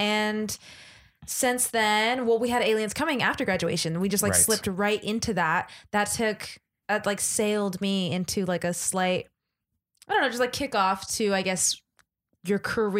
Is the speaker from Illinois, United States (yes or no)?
no; Los Angeles, California, United States; now in New York, United States; I'm from a small little town called Los Angeles, in California.